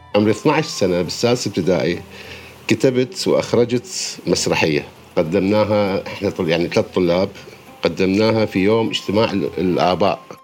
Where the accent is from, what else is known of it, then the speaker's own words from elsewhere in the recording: Baghdad, Baghdad Governorate, Iraq; ولدت أنا في بغداد في 12 6 عام 1969